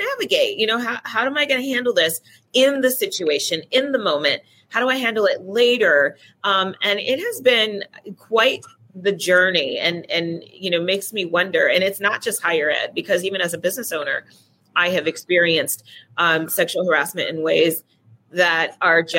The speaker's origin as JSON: {"language": "English", "region": "California", "country": "United States", "said": "I'm from California."}